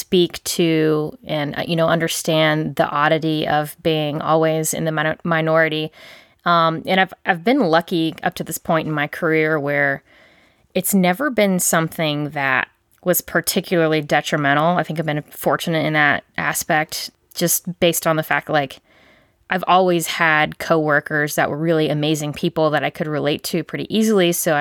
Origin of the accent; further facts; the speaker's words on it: Charleston, South Carolina, United States; I grew up in Charleston